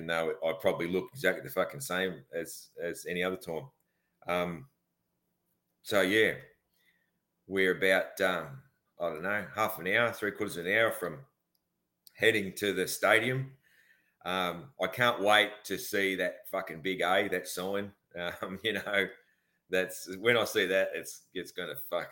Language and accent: English; Australia; being an Aussie